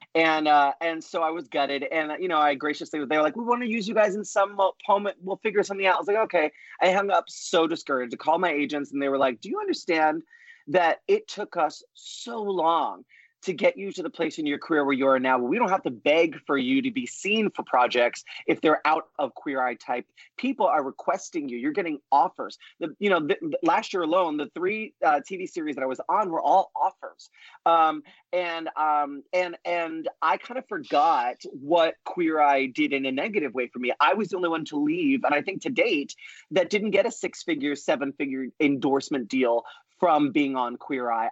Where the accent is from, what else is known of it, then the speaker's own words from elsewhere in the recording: New York, United States; the Puerto Rican Italian talkative Broadway kid that I am from New York